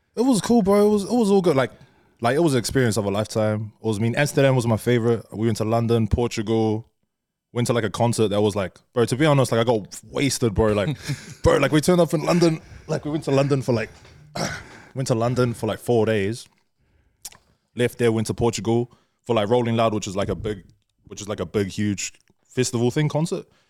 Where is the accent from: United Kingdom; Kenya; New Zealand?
New Zealand; we're from New Zealand